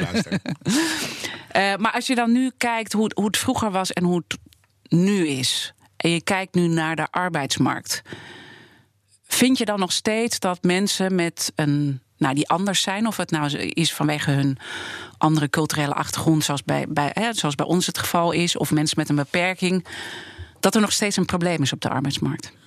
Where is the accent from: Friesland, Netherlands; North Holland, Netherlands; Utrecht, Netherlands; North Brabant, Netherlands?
North Holland, Netherlands; Amsterdam; ik ben geboren en getogen hier in Amsterdam